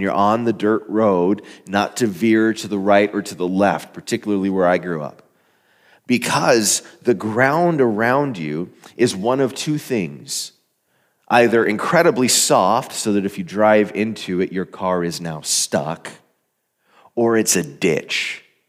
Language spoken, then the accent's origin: English; Arizona, United States; moved away as an adult; I grew up in Arizona. I was in the desert for the first eighteen or so years of my life